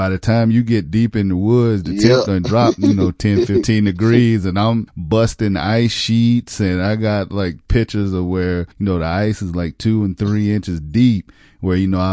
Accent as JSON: {"language": "English", "region": "South Carolina", "country": "United States", "tie": "born or raised there", "said": "I grew up in the country. I grew up in South Carolina."}